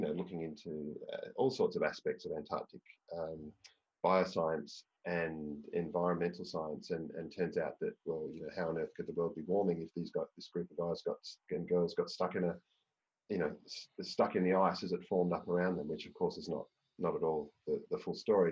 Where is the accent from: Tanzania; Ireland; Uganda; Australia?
Australia; I was from Australia